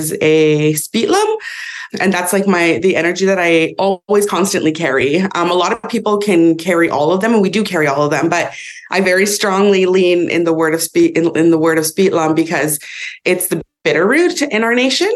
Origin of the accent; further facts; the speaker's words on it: Vernon, British Columbia, Canada; I live and was raised in Inkamapalux, which is the head of the Okanagan Lake, which is also known colonially as Vernon